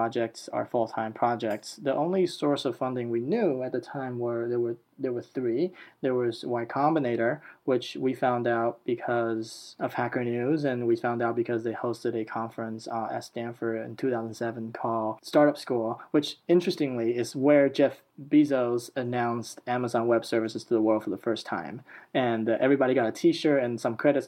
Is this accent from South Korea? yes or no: no; Taiwan; now in Silicon Valley, United States; I'm from Taiwan